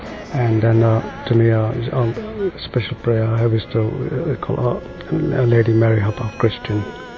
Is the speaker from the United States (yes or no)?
no; Goa, India; moved away; I'm originally from Goa. Goa being one of the most Catholic states in India.